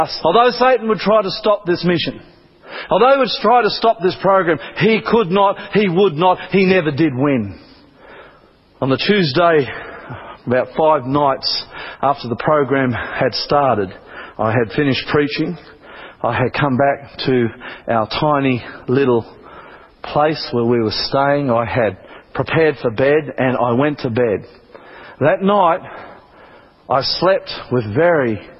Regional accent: Australia; I'm from Australia

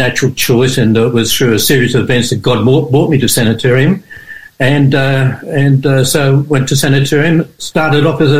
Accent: Sydney, New South Wales, Australia; born or raised there; also born or lived in Adelaide

